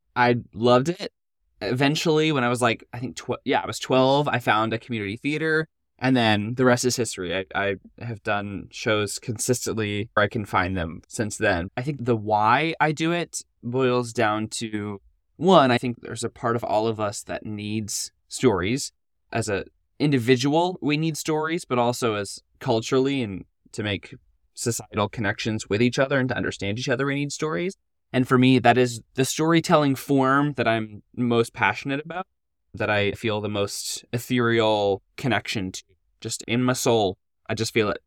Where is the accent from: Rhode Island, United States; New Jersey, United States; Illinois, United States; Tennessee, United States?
Tennessee, United States; Nashville; moved away as an adult; now in Orlando, United States; I grew up in Nashville and then wound up going to Lipscomb University